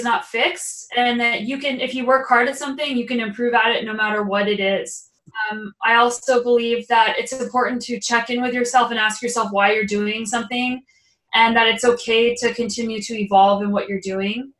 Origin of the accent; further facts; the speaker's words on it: New Mexico, United States; also born or lived in Boulder, Colorado; now in Canada; I was living in Boulder, Colorado for 8 years, and I grew up in New Mexico where it's sunny all the time